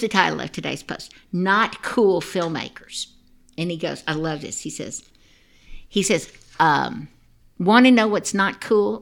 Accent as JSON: {"language": "English", "town": "Dallas", "region": "Texas", "country": "United States", "tie": "born or raised there", "also_born_or_lived": "Austin, Texas / Atlanta", "said": "My husband and I were we grew up in Dallas, Texas"}